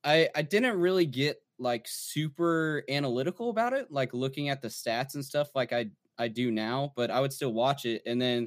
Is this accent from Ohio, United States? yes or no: no; New Braunfels, Texas, United States; So I'm actually from New Braunfels.